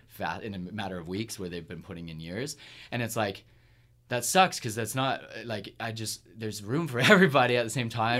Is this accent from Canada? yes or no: yes; Kingston, Ontario, Canada; moved away; my hometown's Kingston